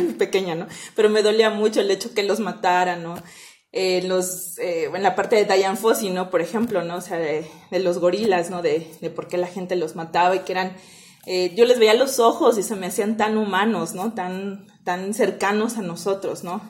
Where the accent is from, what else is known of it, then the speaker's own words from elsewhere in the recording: Mexico; now in Ecuador; soy mexicana originalmente